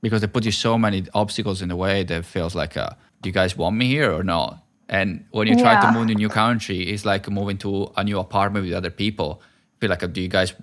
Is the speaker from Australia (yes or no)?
no; Italy; now in Vancouver, Canada; I was from Italy